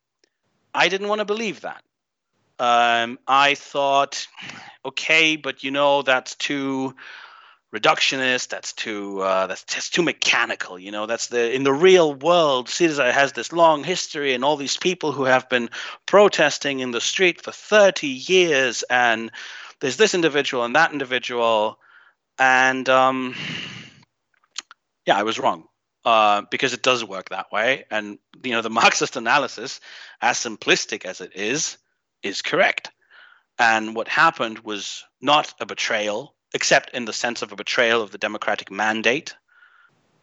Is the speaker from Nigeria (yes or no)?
no; Greece; moved away as an adult; also born or lived in Germany; I grew up in Greece. I'm half Greek. I have another bizarre accent to add to your collection of weird accents on your show, but I grew up here